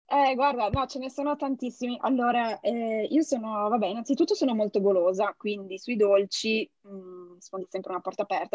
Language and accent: Italian; Genoa, Liguria, Italy; essendo genovese